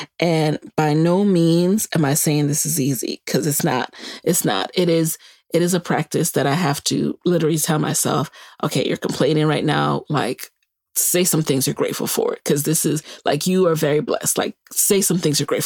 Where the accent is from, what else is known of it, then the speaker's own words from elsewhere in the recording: New York City, New York, United States; also born or lived in Virginia; now in Maryland, United States; my own grandparents who were in Jamaica when we were growing up in the Bronx